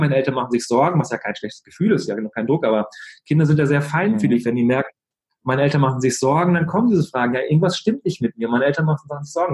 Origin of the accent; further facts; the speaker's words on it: Germany; bei uns in Deutschland